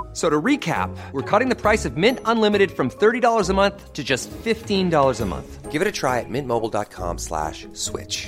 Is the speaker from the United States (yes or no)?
no; South Africa; moved away as an adult; now in United Kingdom; I come from South Africa